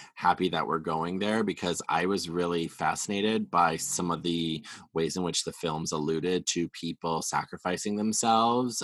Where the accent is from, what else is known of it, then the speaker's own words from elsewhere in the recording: Wisconsin, United States; now in West Hollywood, United States; growing up in Wisconsin